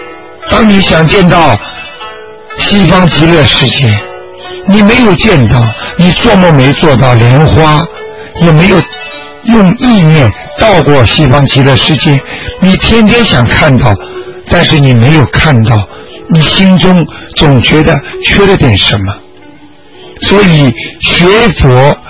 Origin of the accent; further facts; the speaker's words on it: China; 我们中国人经常讲句话：“功到自然成嘛。”